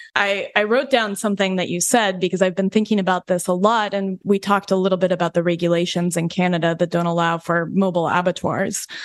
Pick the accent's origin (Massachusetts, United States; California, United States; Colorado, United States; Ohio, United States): Colorado, United States; also born or lived in New York Vermont border; now in New York/Vermont border, United States; I come from the West. We live, we live in on the New York Vermont border now, but I'm from Colorado.